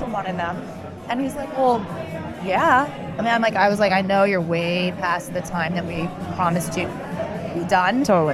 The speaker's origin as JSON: {"language": "English", "country": "United States", "tie": "born or raised there", "said": "I was born in the U.S."}